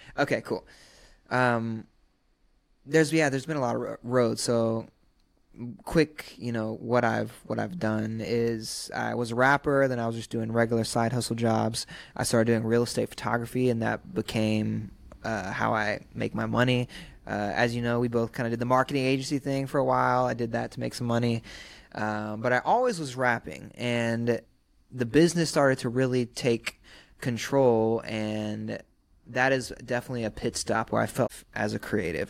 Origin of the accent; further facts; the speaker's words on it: Sumter, South Carolina, United States; now in Los Angeles, United States; I'm from Sumter, South Carolina.